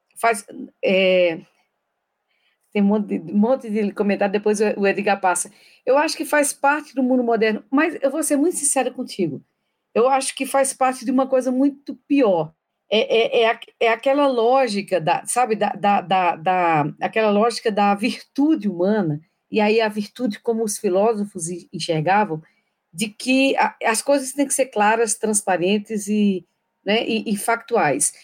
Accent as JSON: {"language": "Portuguese", "region": "Paraíba", "country": "Brazil", "said": "eu sou paraibana"}